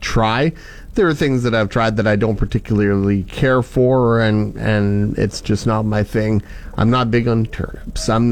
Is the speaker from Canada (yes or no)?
yes; Conquest, Saskatchewan, Canada; in Conquest, we're a village of 200 people